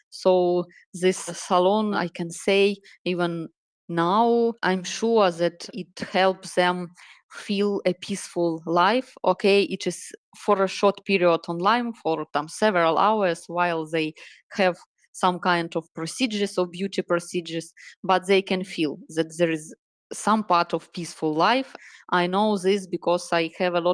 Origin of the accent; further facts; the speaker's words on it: Donetsk Oblast, Ukraine; English is a second language; also born or lived in Kyiv; I'm Ukrainian. I was born in Ukraine in Donetsk region, uh, but uh, I studied in Kiev so I have a high graduation in Kiev in university.